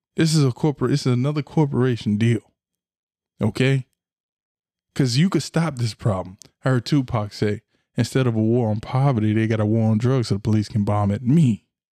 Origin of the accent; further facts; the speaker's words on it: Florida, United States; I'm from Florida